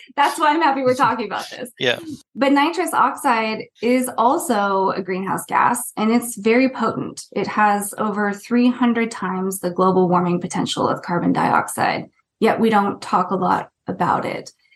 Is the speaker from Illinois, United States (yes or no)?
no; Northern Central Valley of California, United States; moved away as an adult; also born or lived in Santa Cruz, California / Wellington, New Zealand / Canterbury, New Zealand / Bay Area, California; I grew up in the Central Valley of California, in the Northern Central Valley, in a very rural area